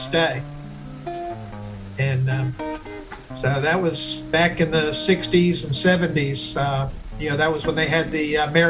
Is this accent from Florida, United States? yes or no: yes; Miami, Florida, United States; I grew up in Miami